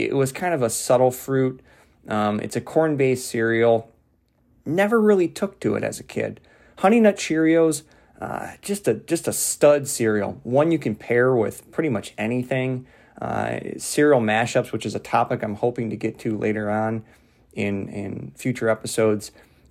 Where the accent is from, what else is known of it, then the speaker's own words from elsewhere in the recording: Ireland; So I say that as an Irish person.